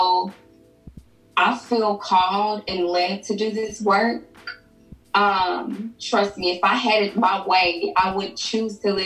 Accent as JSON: {"language": "English", "town": "Memphis", "region": "Tennessee", "country": "United States", "moved": "yes", "lives_now": "Nashville, United States", "said": "I'm originally from Memphis"}